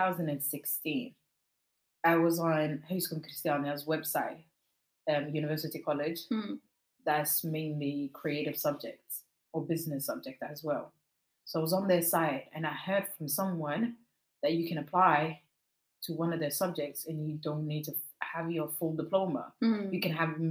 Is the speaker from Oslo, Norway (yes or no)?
yes; Oslo, Norway; I'm also from Stovner.